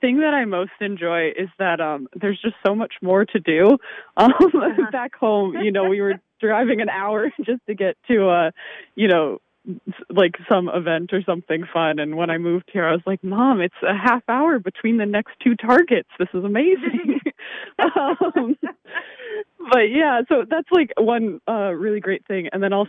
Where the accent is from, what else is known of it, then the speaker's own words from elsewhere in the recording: upstate New York, United States; now in Connecticut, United States; I am not originally from Connecticut, although I'm from upstate New York, so not quite as far away as South Dakota. But I really do love living in Connecticut since I've moved here.